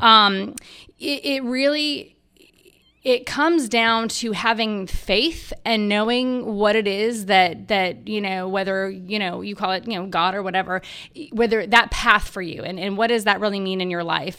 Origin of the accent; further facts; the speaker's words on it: Los Angeles, California, United States; moved away as an adult; now in Charlotte, United States; I was born and raised in Los Angeles